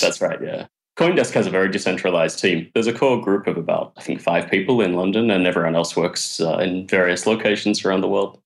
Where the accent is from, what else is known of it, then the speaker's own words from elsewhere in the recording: Australia; moved away as an adult; also born or lived in Canada / Japan; now in Tokyo, Japan; I came to Japan about uh, ten years ago, and I came via Canada, and uh, I'm originally from Australia.